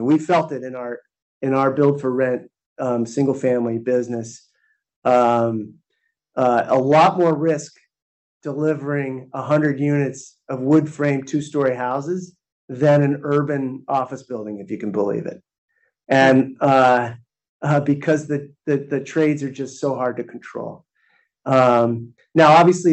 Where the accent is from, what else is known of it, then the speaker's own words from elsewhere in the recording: San Francisco, California, United States; my hometown of San Francisco